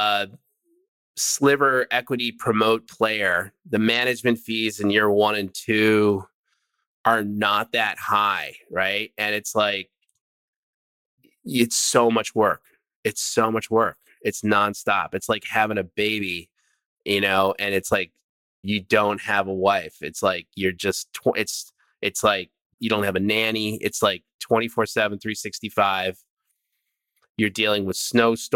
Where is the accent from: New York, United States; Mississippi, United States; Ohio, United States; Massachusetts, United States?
New York, United States; upstate; now in California, United States; I am from upstate New York. I'm from the East Coast. All my family's back there.